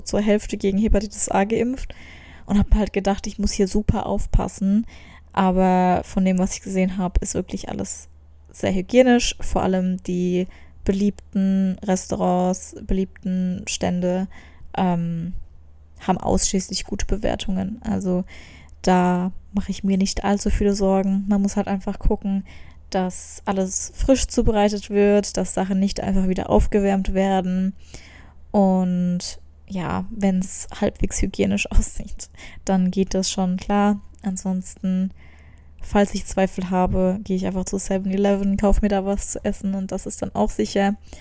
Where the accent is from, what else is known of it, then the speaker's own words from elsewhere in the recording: Germany; als Deutsche